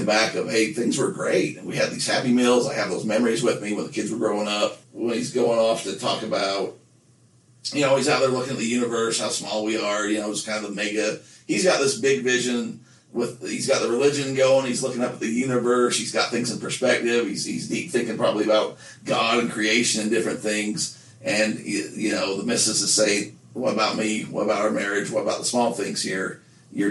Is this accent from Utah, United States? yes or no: yes; Nephi, Utah, United States; growing up in Nephi, the closest McDonald's to us was, you know, a 20-minute drive to Payson